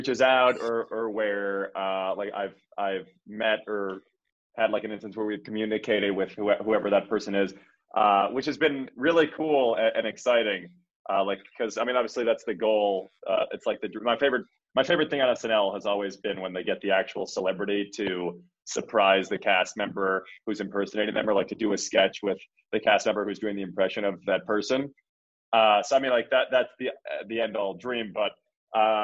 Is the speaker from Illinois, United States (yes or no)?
yes; Chicago, Illinois, United States; moved away as an adult; now in New York, United States; I'm from Chicago, so I've been in Chicago, but I primarily live in New York